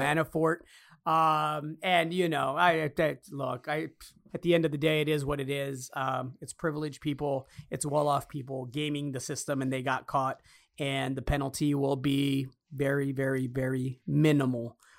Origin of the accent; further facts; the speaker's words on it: Chicago, Illinois, United States; me growing up in Chicago